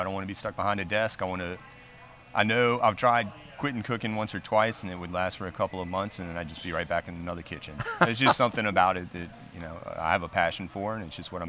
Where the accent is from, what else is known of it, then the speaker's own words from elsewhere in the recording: New Orleans, Louisiana, United States; I mean, I'm coming from New Orleans, and they have bad traffic too